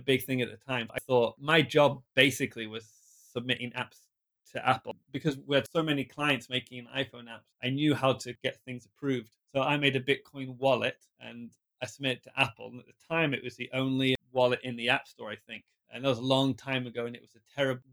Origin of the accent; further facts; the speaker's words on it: a small town in the middle of England, United Kingdom; first language English; moved away as an adult; also born or lived in Japan; I'm from England, a small town in England, in the middle of England